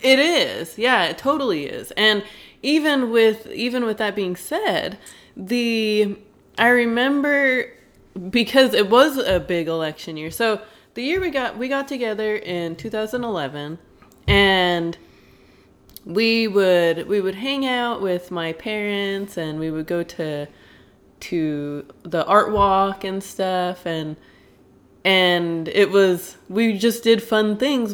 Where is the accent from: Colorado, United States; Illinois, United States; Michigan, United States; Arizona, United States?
Colorado, United States; Denver; moved away as an adult; I grew up in Denver, Colorado